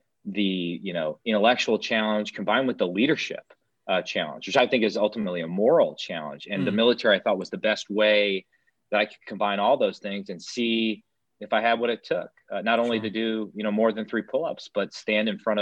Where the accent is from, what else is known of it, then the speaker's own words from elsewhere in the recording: Wisconsin, United States; I got an opportunity to work for Governor Walker, my home state governor